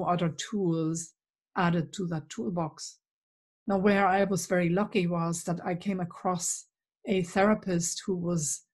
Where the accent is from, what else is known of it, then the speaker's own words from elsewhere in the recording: East Germany, Germany; accent: German; English is a second language; moved away as an adult; you will have picked up my accent. So I'm German originally. And in fact, I grew up behind the wall.